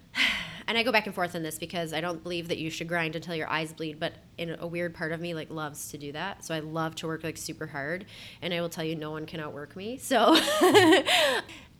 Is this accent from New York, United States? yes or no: yes; Buffalo, New York, United States; moved away as an adult; also born or lived in Columbus, Ohio; I am born and raised in Buffalo